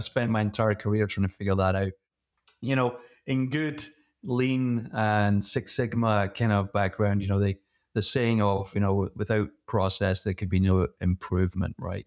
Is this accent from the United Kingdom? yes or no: yes; Scotland, United Kingdom; moved away; originally I'm from Scotland, and like every good Scottish kid, my first job was, uh, working in a whiskey distillery